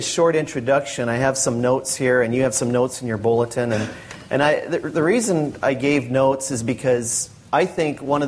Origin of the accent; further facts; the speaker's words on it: North Dakota, United States; now in Washington, United States; I was born and raised in North Dakota